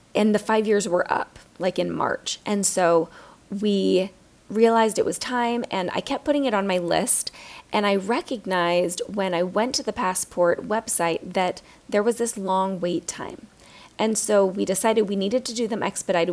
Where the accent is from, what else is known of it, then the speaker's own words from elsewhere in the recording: United States; being an American